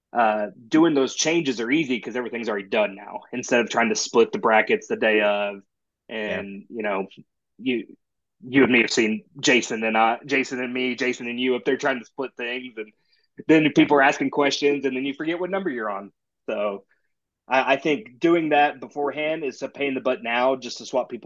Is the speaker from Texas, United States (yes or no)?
yes; Denton, Texas, United States; I'm from Denton